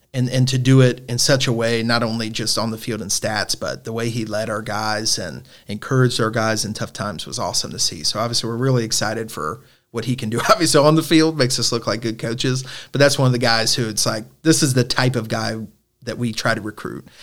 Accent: Northern Kentucky, United States; I'm obviously from Northern Kentucky

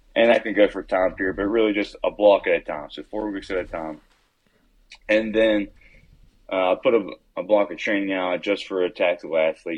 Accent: West Virginia, United States; I'm originally from Norfolk, West Virginia, same place Avery grew up

